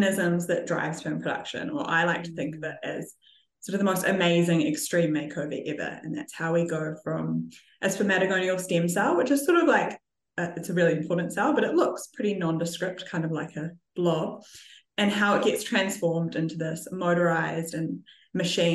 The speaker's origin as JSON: {"language": "English", "country": "New Zealand", "tie": "born or raised there", "said": "I grew up in New Zealand in a winemaking family"}